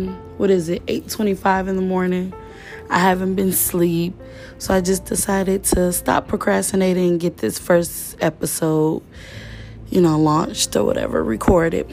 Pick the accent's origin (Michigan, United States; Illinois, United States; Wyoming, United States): Michigan, United States; Detroit; I'm from Detroit